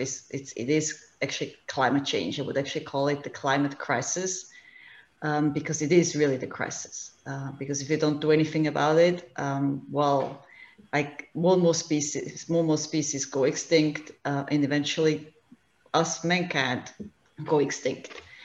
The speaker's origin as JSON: {"language": "English", "country": "Switzerland", "moved": "as an adult", "lives_now": "Hingham, United States", "said": "I'm originally from Switzerland um, and moved to the US two and a half years ago with my family."}